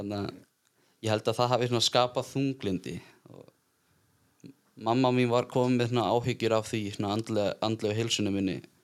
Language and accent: Icelandic; Iceland; ég er bara hérna úr bænum ég eldst upp frekar svona eðlilega